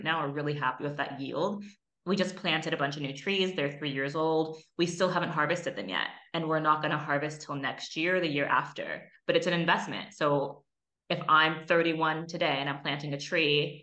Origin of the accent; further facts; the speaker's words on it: Oakland, California, United States; moved away; also born or lived in Barcelona; I'm from Oakland